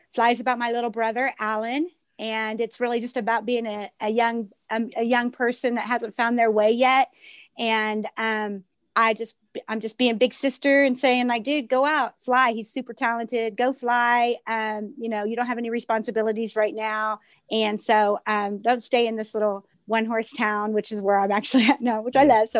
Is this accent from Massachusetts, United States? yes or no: no; Iola, Kansas, United States; I'm from Iola, Southeast Kansas. I live in Iola, Kansas.